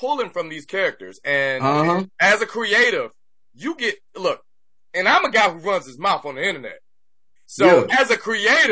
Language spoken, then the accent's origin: English; Detroit, Michigan, United States; I'm from Detroit.